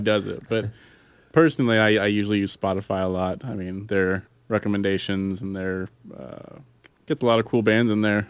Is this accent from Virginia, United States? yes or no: no; Yakima, Washington, United States; my hometown of Yakima